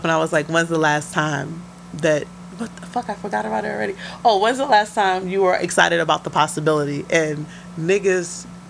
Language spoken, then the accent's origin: English; New York City, New York, United States; I'm from the Bronx.